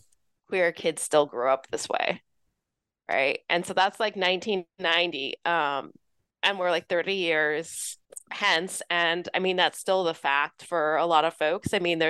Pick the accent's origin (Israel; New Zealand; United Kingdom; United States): United States; Los Angeles, California; also born or lived in New York City; Yeah, so I grew up in Southern California, Los Angeles area.